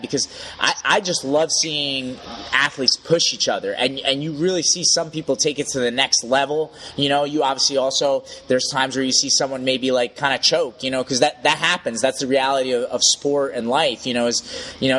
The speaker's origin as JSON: {"language": "English", "country": "United States", "said": "as an American"}